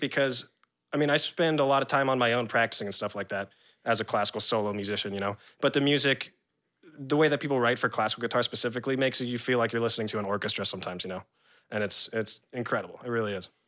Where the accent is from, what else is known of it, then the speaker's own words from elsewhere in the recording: San Diego, California, United States; moved away as an adult; also born or lived in New Orleans / Virginia / Jacksonville; my dad moved to San Diego, California. And that's where I grew up from, like, five until college, you know, like, eighteen